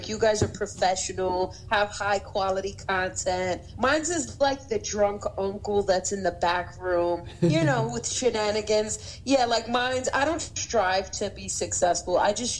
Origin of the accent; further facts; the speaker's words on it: New York City, New York, United States; I'm from Brooklyn, New York.